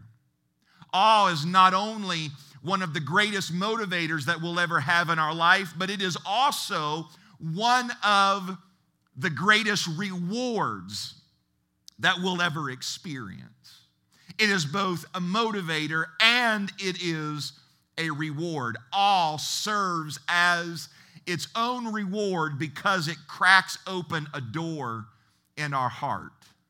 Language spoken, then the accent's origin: English; Ohio, United States; moved away as an adult; also born or lived in Seattle area, Washington; I'm originally from Ohio, and in my mid-20s, I relocated to the Seattle area